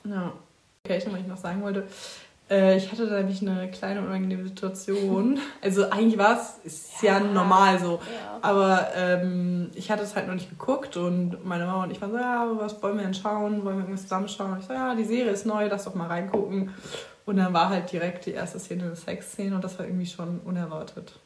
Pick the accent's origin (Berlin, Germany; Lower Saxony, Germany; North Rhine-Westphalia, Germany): North Rhine-Westphalia, Germany; Witten; moved away as an adult; now in Bavaria, Germany; ich komme aus dem Pott, aus dem Ruhrgebiet, aus Witten, um genau zu sein